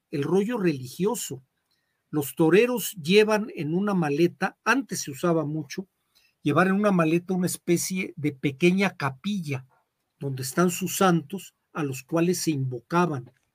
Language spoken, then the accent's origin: Spanish; Zitácuaro, Michoacán, Mexico; de donde yo soy, en Citácuaro